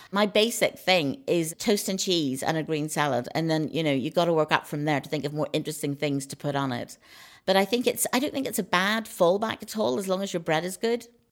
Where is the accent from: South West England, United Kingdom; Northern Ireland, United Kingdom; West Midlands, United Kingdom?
Northern Ireland, United Kingdom; moved away; growing up in Northern Ireland